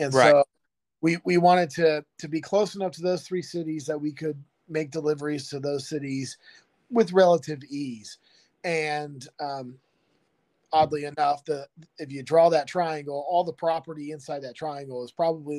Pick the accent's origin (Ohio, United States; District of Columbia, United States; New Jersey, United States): Ohio, United States; moved away as an adult; also born or lived in California; now in Mackville, Kentucky, United States; Growing up in Ohio